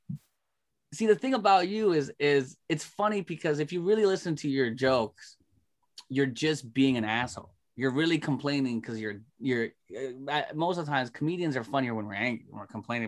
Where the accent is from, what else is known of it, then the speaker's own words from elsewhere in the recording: Toronto, Ontario, Canada; I'm from Toronto.